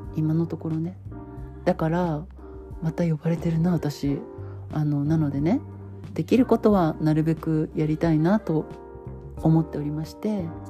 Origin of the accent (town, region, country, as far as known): Japan; born or raised there